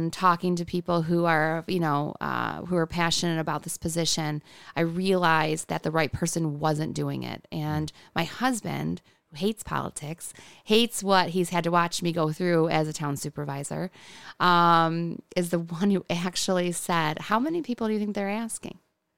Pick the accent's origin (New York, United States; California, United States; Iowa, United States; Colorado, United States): New York, United States; Hamburg; I come from Hamburg, which is not a small town, but it felt small growing up. I grew up in the village.